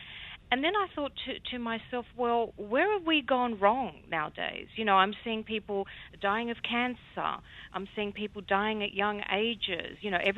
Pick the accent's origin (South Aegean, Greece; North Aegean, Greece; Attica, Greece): North Aegean, Greece; Psara; a very, very young girl growing up on the Greek island of Psara with my grandmother